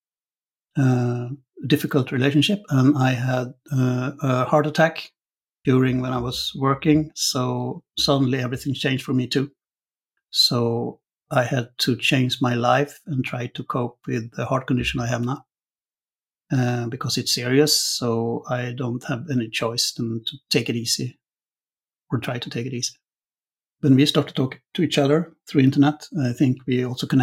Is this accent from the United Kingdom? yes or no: no; Sweden; English is a second language; now in Netherlands; I feel Sweden like it's my home